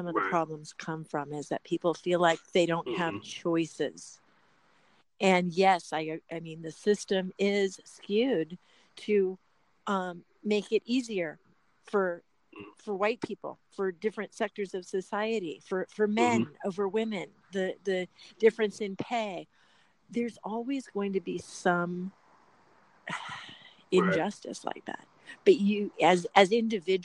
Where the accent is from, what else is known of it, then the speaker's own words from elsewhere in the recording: Los Angeles, California, United States; I come from Los Angeles